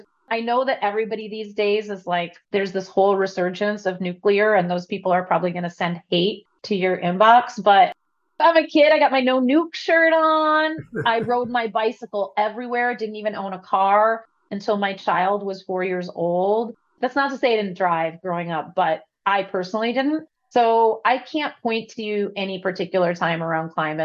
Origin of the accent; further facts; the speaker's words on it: Madison, Wisconsin, United States; I grew up in Madison, Wisconsin, which had this really liberal, crunchy vibe.